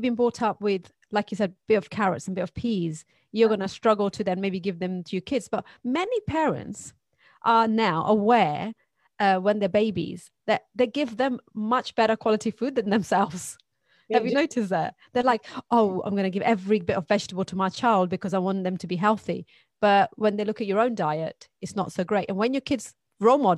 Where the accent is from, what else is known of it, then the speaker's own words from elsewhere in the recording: Pakistan; now in United Kingdom; I grew up in Pakistan and my mother is Brazilian